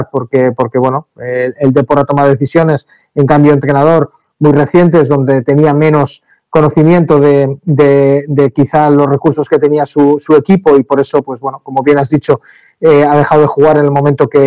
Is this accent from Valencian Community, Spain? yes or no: yes; Castellón de la Plana, Valencian Community, Spain; Sabemos de dónde venimos, venimos de Castellón, una capital eh, pequeña de provincia donde, donde el, amor a, unos colores es, muy grande porque, porque viene pasando de, de padres a hijos, de, de madres a hijas y, lo llevamos muy dentro.